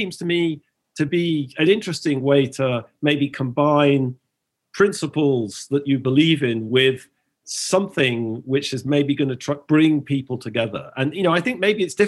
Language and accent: English; England, United Kingdom; moved away; as a foreigner, as an Englishman